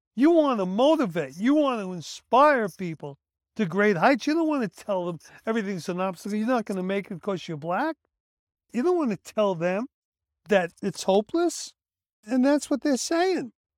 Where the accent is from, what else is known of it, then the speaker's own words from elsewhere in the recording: New York City, New York, United States; The kids I grew up with in Brooklyn